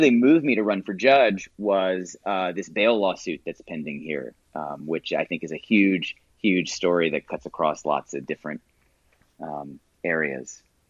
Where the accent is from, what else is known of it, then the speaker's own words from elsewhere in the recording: Houston, Texas, United States; moved away as an adult; also born or lived in New York; I grew up in Houston and, you know, growing up here, I grew up in a neighborhood called the Montrose neighborhood.